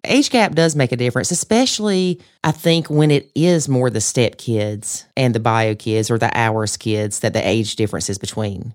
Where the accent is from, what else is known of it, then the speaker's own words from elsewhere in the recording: the South, United States; accent: Southern; in my Southern accent